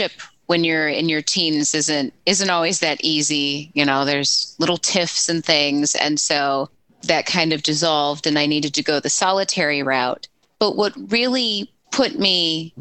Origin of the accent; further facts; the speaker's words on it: St. Louis, Missouri, United States; also born or lived in St. Peters, Missouri; I'm from St. Louis